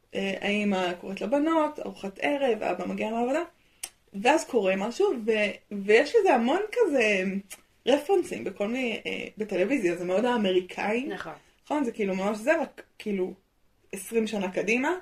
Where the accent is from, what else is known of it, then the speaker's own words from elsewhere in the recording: Israel; נולדתי בארץ